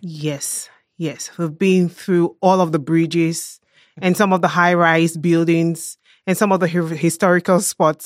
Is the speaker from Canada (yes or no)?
no; Cameroon; now in Germany; I am a German national. I was born and raised in Cameroon, West Central Africa